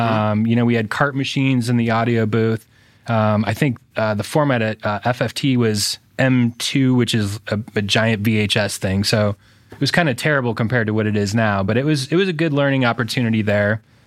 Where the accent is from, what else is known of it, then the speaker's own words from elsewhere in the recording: Fort Wayne, Indiana, United States; born and raised in Fort Wayne, went to Homestead High School